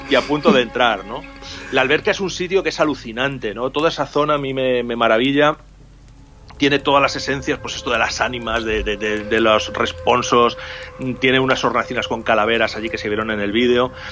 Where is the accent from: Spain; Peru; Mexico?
Spain; Salamanca, Castile and León; yo soy de Salamanca